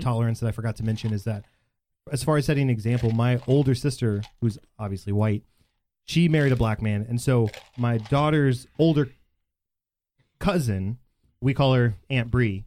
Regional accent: Bedford, Texas, United States; I grew up in in in Bedford, and I still live there

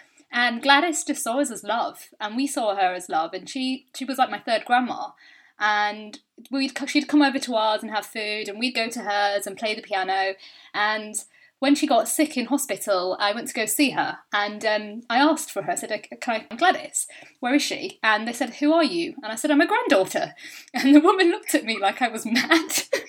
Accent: India; like I'm Indian. So growing up, I used to have a lot of people saying, you know, do you have an arranged marriage?

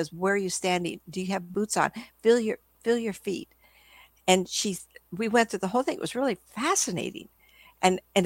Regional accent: California, United States; I'm from California

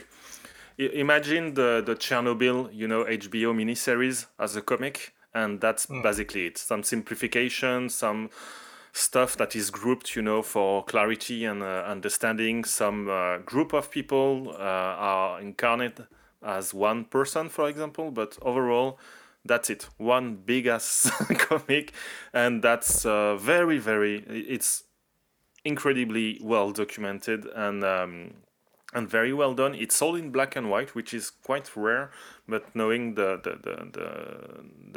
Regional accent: France; from France

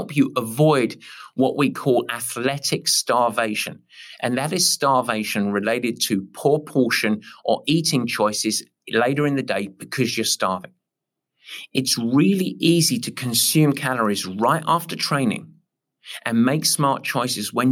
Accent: England, United Kingdom; I'm English

